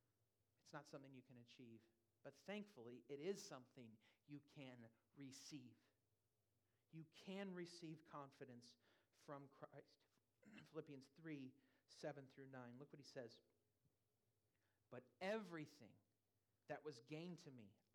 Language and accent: English; California, United States; also born or lived in Louisville, Kentucky; now in Lighthouse Point, United States; I'm from California